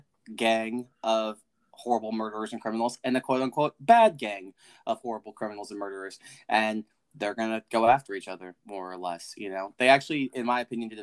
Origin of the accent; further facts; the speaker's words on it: Texas, United States; we're from Texas